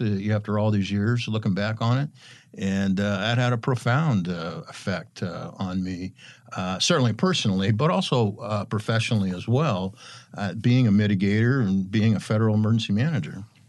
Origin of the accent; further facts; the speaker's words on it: Eastern Washington, United States; I'm from Eastern Washington